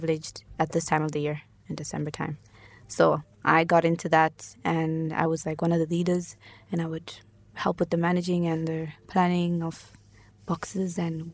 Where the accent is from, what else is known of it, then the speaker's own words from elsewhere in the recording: Johannesburg, Gauteng, South Africa; also born or lived in Zimbabwe; now in Ireland; I grew up in Johannesburg